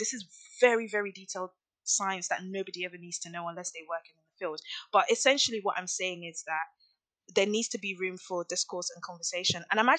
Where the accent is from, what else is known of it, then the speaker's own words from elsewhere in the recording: Nigeria; I am from a Nigerian heritage. I love Nigeria. I'm very, very in tune with my culture. I have family back home. I was born there. I am Nigerian.